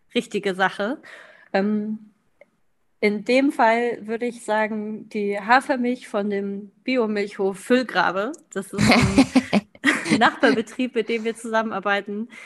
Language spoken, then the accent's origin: German; Klein Schneen, Lower Saxony, Germany; 28 Jahre alt und komme aus Kleinschneen. Das ist ein kleines Dorf mitten in, Nieder in Deutschland sozusagen, also in Südniedersachsen.